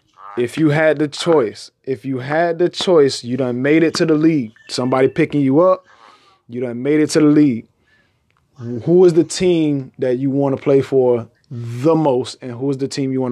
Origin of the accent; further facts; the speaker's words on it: Chicago, Illinois, United States; I'm from Chicago